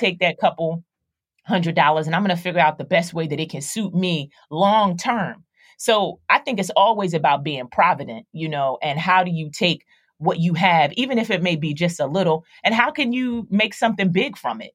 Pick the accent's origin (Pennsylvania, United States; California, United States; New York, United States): Pennsylvania, United States; Philadelphia; I, I grew up in Philadelphia, so I, I grew up in the hood